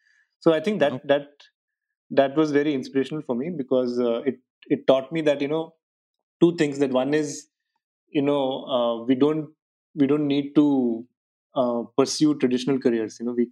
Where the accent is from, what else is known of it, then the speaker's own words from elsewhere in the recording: South India, India; southern part of India. And the decision point for me at that point of time was to go as far away from my hometown as possible.